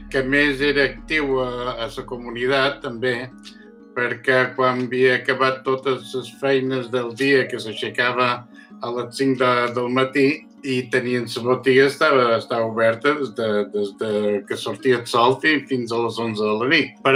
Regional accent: Sa Pobla, Balearic Islands, Spain; born there; Vaig néixer a Sa Pobla, Mallorca, el dia 4 de gener de l'any 1944.

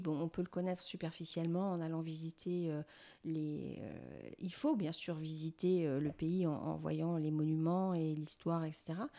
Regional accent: France; je suis française aussi

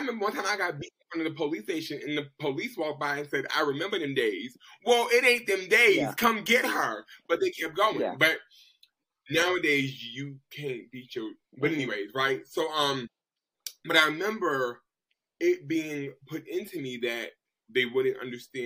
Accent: Boston, Massachusetts, United States; I'm from Boston.

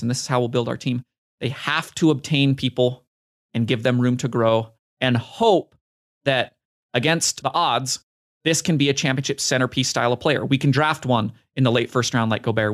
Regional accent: Utah, United States; my home state team, Donovan Mitchell

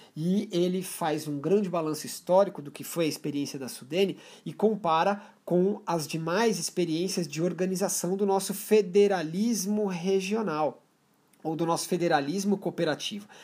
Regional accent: Brazil; como brasileiros

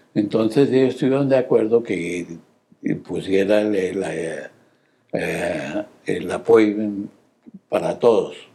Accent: Bogotá, Colombia; nací en Bogotá, Colombia

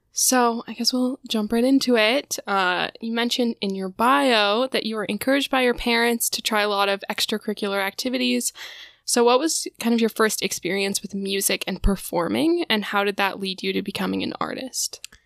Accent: Denver, Colorado, United States; Carlo and I are both from Denver

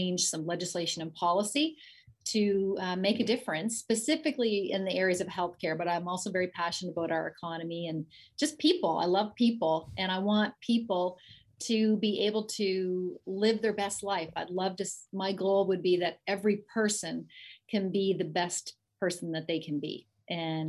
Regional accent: Cumberland County, Nova Scotia, Canada; I grew up in Cumberland County on a dairy farm

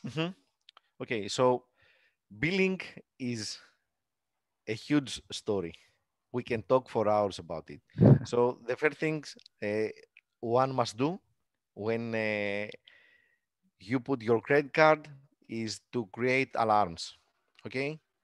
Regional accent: Greece; English is a second language; attend the meetups in my hometown.

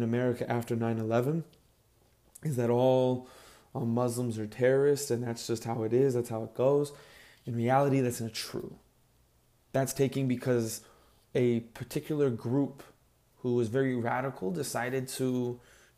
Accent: Chicago, Illinois, United States; I grew up in Chicago

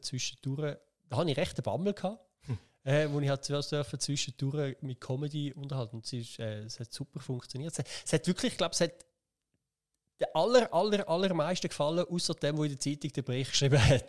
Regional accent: Schaffhausen, Switzerland; ich bin da in der Region aufgewachsen

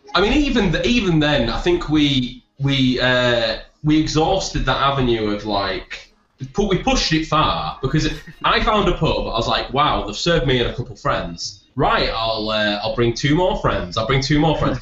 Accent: Leeds, Yorkshire and the Humber, United Kingdom; I'm from Leeds

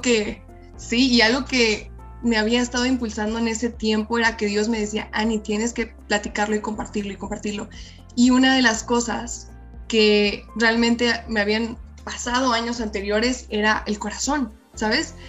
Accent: Mexico; soy mexicana

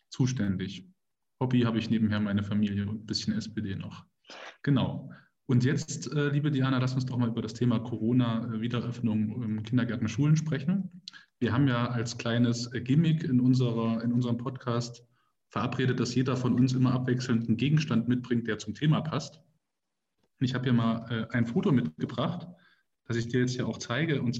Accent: Jena, Thuringia, Germany; ich bin auch in Jena geboren. Dass das ja nochmal rauskommt, dass wir beide aus Jena kommen.

